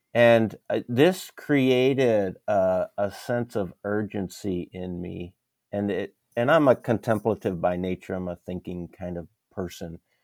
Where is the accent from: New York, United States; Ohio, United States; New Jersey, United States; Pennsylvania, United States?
Pennsylvania, United States; moved away as an adult; also born or lived in Maryland / Wisconsin / Dallas, Texas; now in San Antonio, United States; I was born in Maryland, raised in Pennsylvania, came here to go to graduate school in Dallas